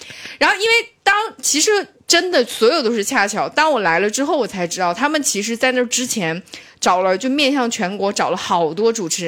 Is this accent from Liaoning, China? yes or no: yes; Shenyang, Liaoning, China; moved away; 沈阳，沈阳，我是来自美丽的沈阳，我的家乡。